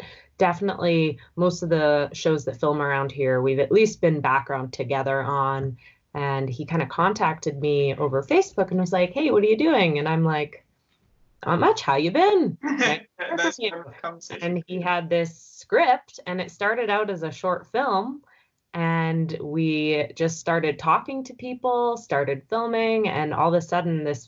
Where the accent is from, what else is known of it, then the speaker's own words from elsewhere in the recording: Vancouver Island, British Columbia, Canada; Yeah, so I grew up on Vancouver Island, so somewhat close to Vancouver.